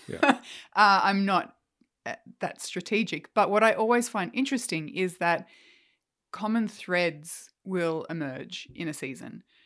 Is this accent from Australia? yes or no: yes; Australia